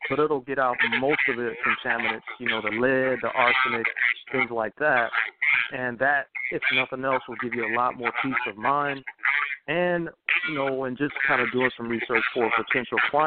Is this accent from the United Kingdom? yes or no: no; Detroit, Michigan, United States; moved away; also born or lived in Georgia; I'm from Detroit, Michigan originally